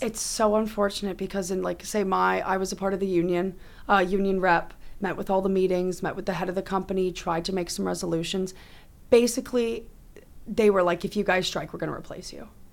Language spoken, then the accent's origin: English; Oakville, Ontario, Canada; when I grew up in Oakville